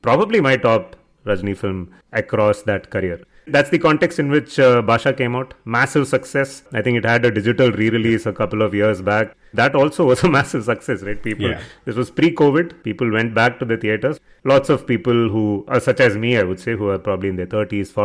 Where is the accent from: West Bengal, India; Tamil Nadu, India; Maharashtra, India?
Tamil Nadu, India; Chennai; I grew up in Chennai in the 90s